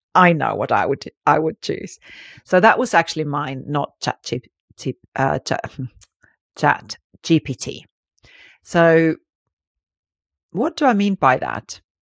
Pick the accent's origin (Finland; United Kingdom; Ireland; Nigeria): Finland; I grew up in Finland, which is very liberals, actually